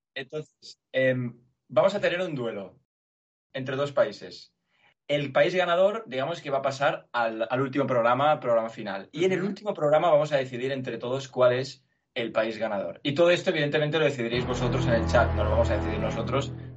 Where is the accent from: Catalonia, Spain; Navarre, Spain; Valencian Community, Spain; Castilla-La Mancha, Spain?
Catalonia, Spain; Barcelona; also born or lived in Belgium; Yo nací en Bélgica y viví solo trabajando ahí y desde entonces vivo en Barcelona. Durante mis, mis 22 años he vivido aquí, 23